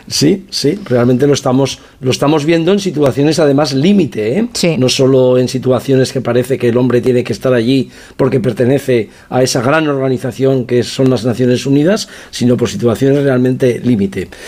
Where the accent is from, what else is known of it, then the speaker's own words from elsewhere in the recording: province of Teruel, Aragon, Spain; vengo de la provincia de Teruel